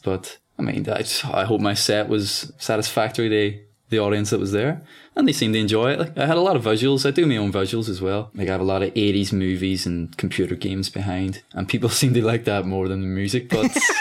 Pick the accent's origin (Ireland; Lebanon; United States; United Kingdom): Ireland; accent: Irish